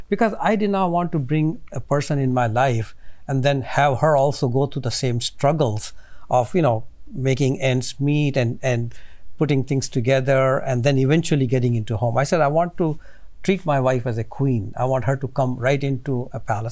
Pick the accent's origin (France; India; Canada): India; now in United States; growing up in India